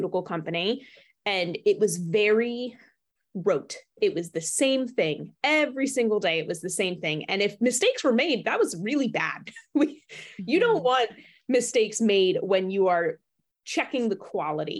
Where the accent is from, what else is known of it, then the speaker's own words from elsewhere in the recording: New Jersey, United States; I grew up in New Jersey